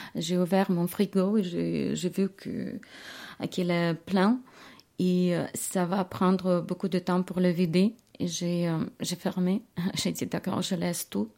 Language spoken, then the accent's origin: French; Kyiv, Ukraine; French is a second language; moved away as an adult; now in Switzerland; Je viens de Kiev.